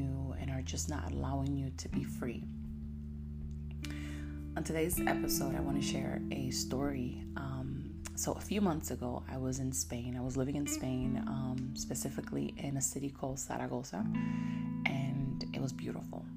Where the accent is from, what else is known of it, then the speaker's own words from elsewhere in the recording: United States; I am from the United States.